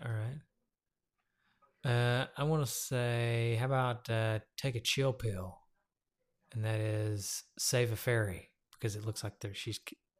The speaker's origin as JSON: {"language": "English", "town": "Loudon", "region": "Tennessee", "country": "United States", "tie": "born or raised there", "said": "Loudoun for a minute. Our hometown."}